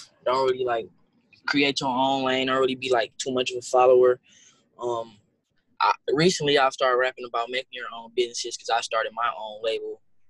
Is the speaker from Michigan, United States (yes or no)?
yes; Detroit, Michigan, United States; From Detroit, Michigan.